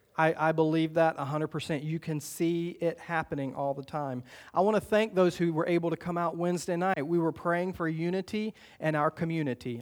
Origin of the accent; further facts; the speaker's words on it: the South, United States; growing up in the South